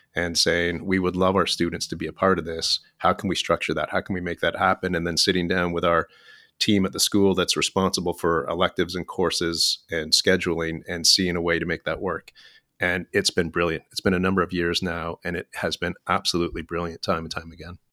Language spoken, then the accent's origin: English; Ontario, Canada; moved away as an adult; now in Vancouver, Canada; I grew up in Ontario